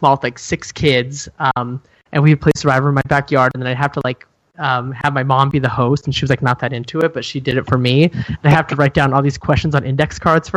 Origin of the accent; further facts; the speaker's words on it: Montana, United States; also born or lived in Germany / Chicago, Illinois; I am from Montana, live here now, but I went to school in Montana